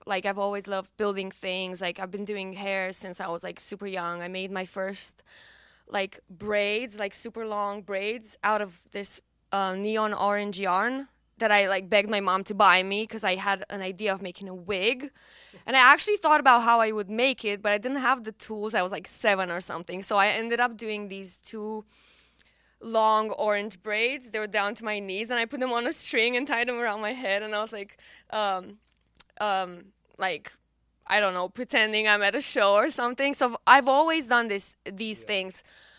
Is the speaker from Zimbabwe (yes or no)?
no; Romania; accent: Romanian; English is a second language; But then my accent was a bit too Romanian at the time. I had diction lessons in the meantime, and then I started re-recording the song.